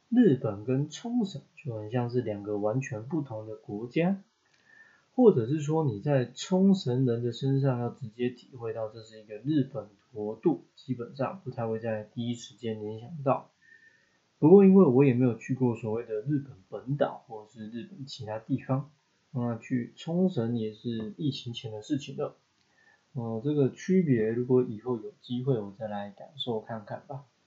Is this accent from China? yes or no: no; Taiwan; 要我选一本介绍台湾，或者你把它缩短到就是介绍我的出生地啊，或者是我在目前为止住过最久的一个县市或一个区